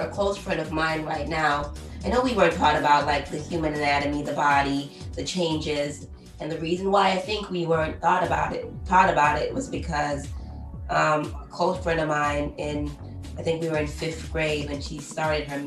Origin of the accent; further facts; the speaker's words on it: Jamaica; growing up in Jamaica where we're heavily church-minded